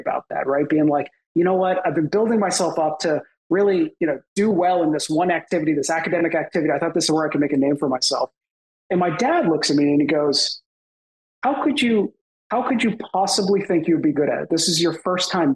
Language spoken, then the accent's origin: English; Boston, Massachusetts, United States; also born or lived in Canada; I grew up in the Boston area, and I was actually born in Canada